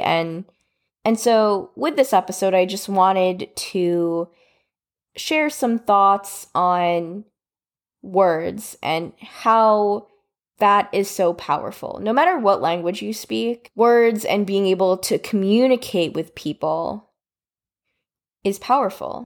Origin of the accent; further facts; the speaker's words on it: United States; I was born and raised in America